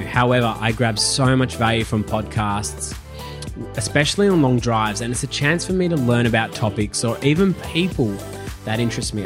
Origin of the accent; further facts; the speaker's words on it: Melbourne, Victoria, Australia; moved away as an adult; now in Gold Coast, Australia; I was born and raised in Melbourne